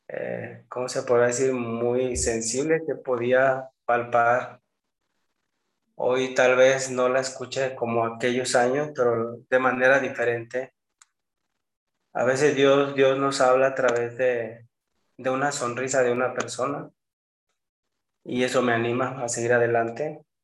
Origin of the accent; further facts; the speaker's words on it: Los Sauces, Jalisco, Mexico; moved away as an adult; also born or lived in San Fernando, Tamaulipas; now in Monterrey, Mexico; Yo nací en Jalisco, en un pueblo que se llama Los Sauces, cerca de San Juan de los Lagos